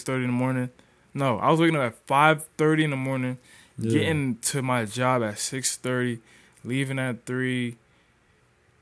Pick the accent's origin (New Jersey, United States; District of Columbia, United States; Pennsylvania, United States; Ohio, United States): New Jersey, United States; Paterson; I'm from North Jersey, Patterson, Jersey